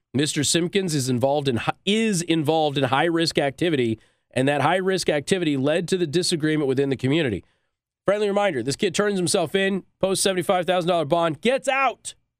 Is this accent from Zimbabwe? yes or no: no; Southwest, United States; moved away; I'm from the Southwest.